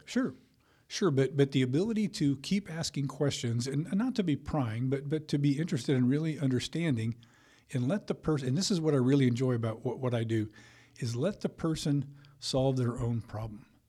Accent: Colorado, United States; also born or lived in Texas / Illinois; now in Georgia, United States; I grew up in Colorado

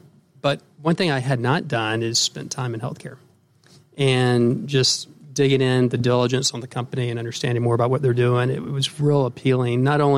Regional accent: Atlanta, Georgia, United States; Well, first of all, I'm from Atlanta.

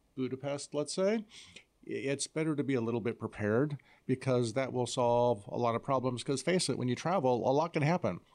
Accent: Iowa, United States; I'm from Iowa

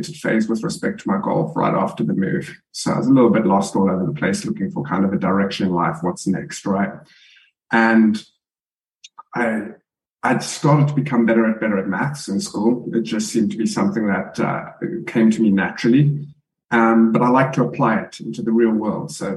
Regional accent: South Africa; being South African culturally

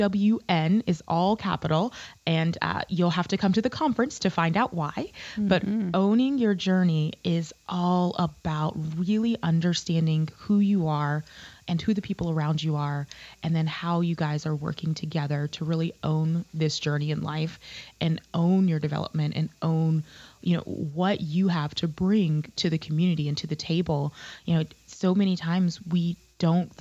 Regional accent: the South, United States; also born or lived in North Carolina; now in Pensacola, United States; I grew up in the South as a professional Black woman

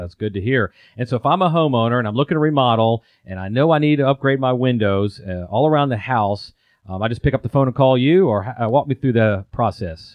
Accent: Atlanta, Georgia, United States; also born or lived in Europe; I'm born and raised in the Atlanta area

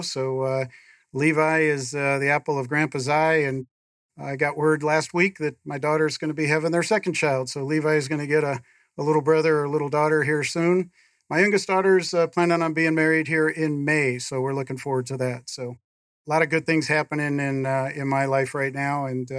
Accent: Ohio, United States; also born or lived in Florida / California / Arizona; now in San Diego area, United States; born in Florida, raised mostly in Ohio, avid Browns fan still today.

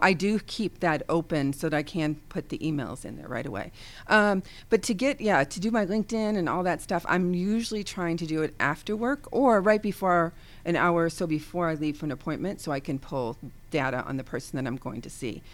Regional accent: Ohio, United States; now in the South, United States; now living in the South, but I am from Ohio

